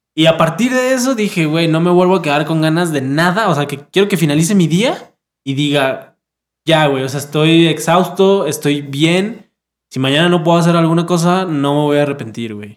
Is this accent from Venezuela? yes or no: no; Mexico; como mexicano